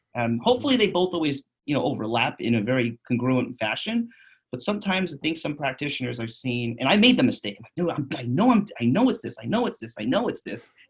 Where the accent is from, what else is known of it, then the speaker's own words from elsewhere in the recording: New York City, New York, United States; moved away as an adult; also born or lived in Bronx, New York; now in Phoenix, United States; I'm from I'm from Queens. I'm from New York City.